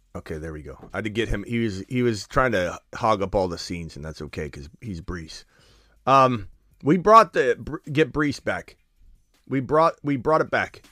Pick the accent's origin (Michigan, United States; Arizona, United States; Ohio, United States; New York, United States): Arizona, United States; I'm from Arizona